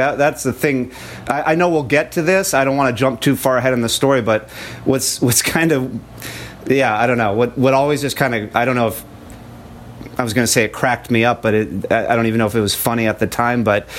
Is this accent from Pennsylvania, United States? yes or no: no; San Jose, California, United States; moved away; also born or lived in Pullman, Washington / Spokane, Washington / Bellingham, Washington; I'm from South Bay, San Jose area, and I kind of followed a couple friends up to Wazoo and Pullman